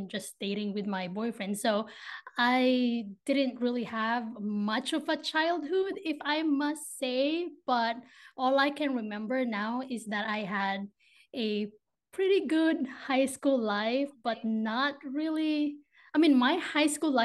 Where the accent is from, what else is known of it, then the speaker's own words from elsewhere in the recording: Philippines; moved away as an adult; now in Ohio, United States; grew up in the Philippines. I moved to the States in 2019. So I'm currently in Ohio right now